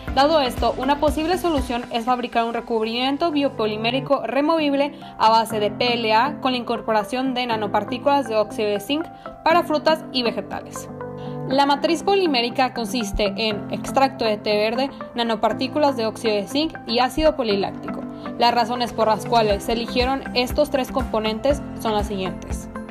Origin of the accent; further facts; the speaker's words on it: Baja California, Mexico; Soy originaria de Baja California